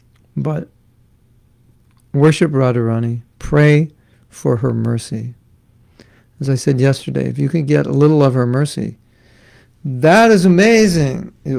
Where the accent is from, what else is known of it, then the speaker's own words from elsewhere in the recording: Los Angeles, California, United States; I grew up in Los Angeles. And you might say, oh, Los Angeles, it's such a big city.